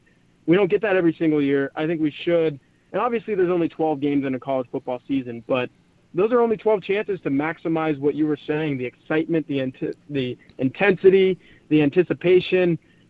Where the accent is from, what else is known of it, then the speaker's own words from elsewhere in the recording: Texas, United States; I'm from Texas.